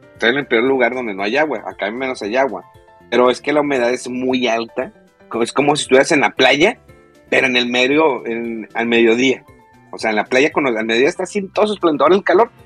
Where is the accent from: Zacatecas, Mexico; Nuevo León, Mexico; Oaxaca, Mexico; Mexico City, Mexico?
Nuevo León, Mexico; Monterrey; soy de Monterrey